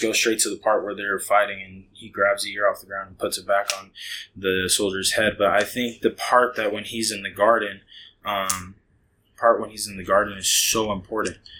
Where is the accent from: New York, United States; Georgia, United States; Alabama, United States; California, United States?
California, United States; Hayward; moved away as an adult; now in Heath, United States; I grew up in a city called Hayward